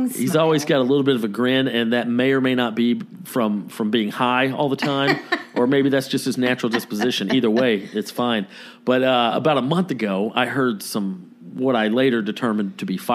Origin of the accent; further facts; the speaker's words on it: Los Angeles, California, United States; Which is insane because we're from